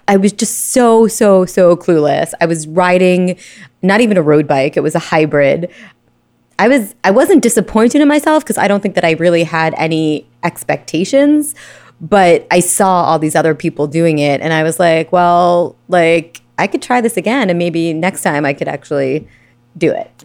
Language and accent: English; Brooklyn, New York, United States; Born and raised in Brooklyn